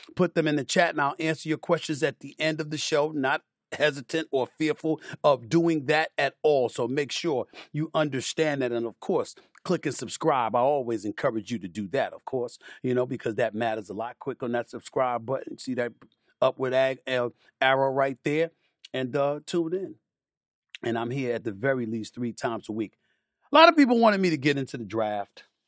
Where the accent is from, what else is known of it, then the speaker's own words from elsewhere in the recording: New York City, New York, United States; also born or lived in Bronx, New York; I'm from Queens, born in the Bronx